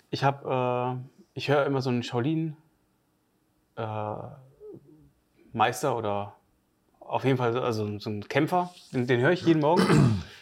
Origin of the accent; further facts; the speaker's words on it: Northern Germany, Germany; Das sagt man bei uns im Norden